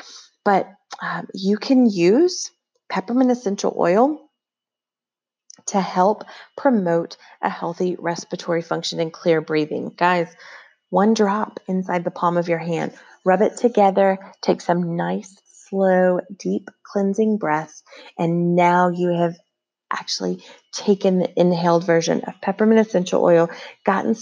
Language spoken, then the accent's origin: English; Tennessee, United States; now in Las Vegas, United States; we currently live in Las Vegas, Nevada, but I'm from Tennessee, born and raised, and well, not born there, but raised there from the age of 2 on